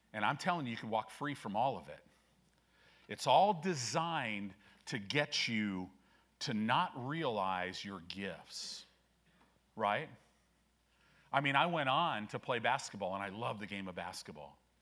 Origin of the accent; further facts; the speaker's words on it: Chicago, Illinois, United States; moved away; also born or lived in California; growing up in Illinois. I was born in Chicago, lived in some different places.